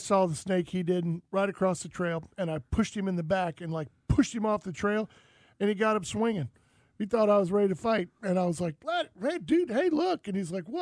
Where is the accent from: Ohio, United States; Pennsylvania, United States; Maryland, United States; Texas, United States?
Texas, United States; as a Texan